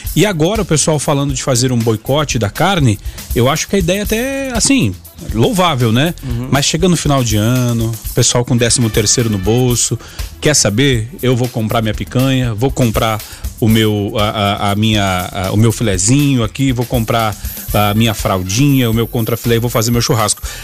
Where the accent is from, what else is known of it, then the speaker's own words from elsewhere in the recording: Gaúcho, Rio Grande do Sul, Brazil; Eu, como um bom gaúcho